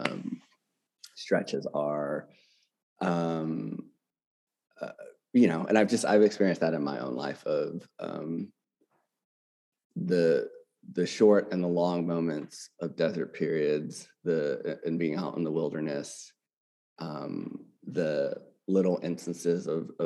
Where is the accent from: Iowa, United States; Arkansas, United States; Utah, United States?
Arkansas, United States; moved away as an adult; also born or lived in California / New York / Baltimore, Maryland / Boston, Massachusetts; now in Jackson, Mississippi, United States; I'm born and raised from Arkansas in the South